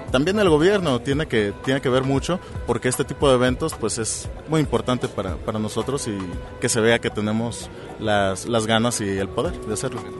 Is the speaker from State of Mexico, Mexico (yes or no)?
no; Colima, Mexico; yo soy de Colima.